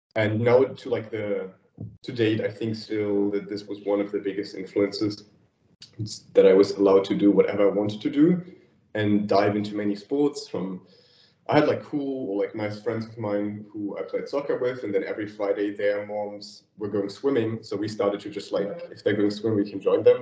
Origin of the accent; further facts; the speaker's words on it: Thuringia, Germany; moved away as an adult; now in Berlin, Germany; I grew up like in it was it was always called like the green heart of Germany, Thuringia, and like a small 500 inhabitants village there